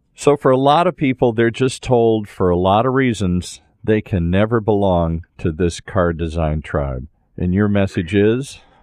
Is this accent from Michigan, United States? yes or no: yes; Detroit, Michigan, United States; I grew up in Detroit